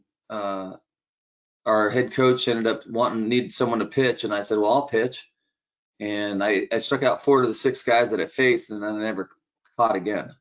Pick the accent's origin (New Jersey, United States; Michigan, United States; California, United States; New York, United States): California, United States; Sunnyvale; I grew up in California, just south of San Francisco, actually in Sunnyvale, California, which is the Bay Area, Silicon Valley